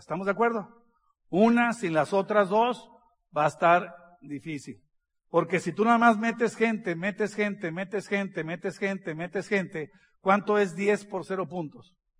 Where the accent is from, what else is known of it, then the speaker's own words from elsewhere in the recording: northern Mexico, Mexico; Soy del norte de México, así hablamos